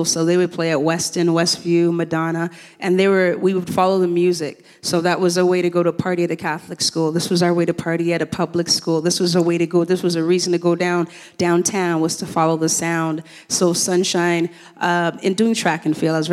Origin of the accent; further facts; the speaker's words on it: Jamaica; moved away; because the Olympics was around when I came from Jamaica in 1976, and I, I, fell in love with the Olympics.